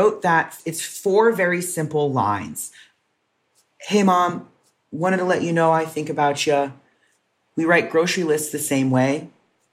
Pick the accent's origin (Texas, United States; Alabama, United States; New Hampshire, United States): Texas, United States; growing up in Texas